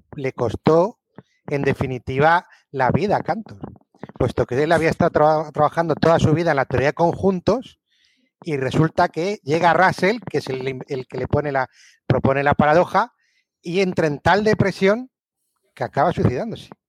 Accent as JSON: {"language": "Spanish", "town": "Albacete", "region": "Castilla-La Mancha", "country": "Spain", "tie": "born or raised there", "moved": "yes", "lives_now": "France", "said": "nací en Albacete hace 50 años. Eh, soy director, estoy en Francia"}